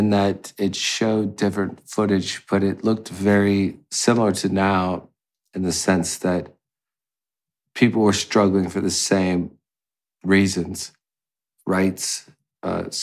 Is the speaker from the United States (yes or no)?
yes; United States